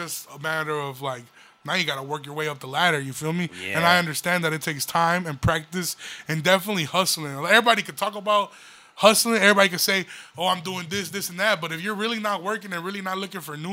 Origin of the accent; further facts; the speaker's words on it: Aurora, Illinois, United States; I'm a motherfucker from Aurora